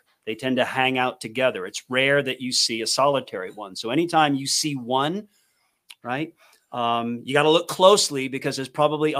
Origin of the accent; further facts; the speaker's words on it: East Coast, United States; But I mean, I'm from the East Coast. My bias is East Coast.